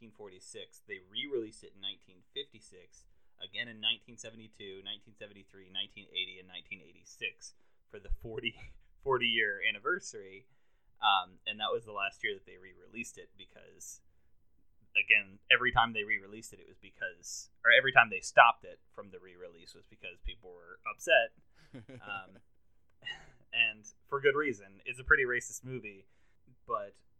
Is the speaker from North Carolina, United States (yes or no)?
yes; North Carolina, United States; Me and my brother, we were raised in North Carolina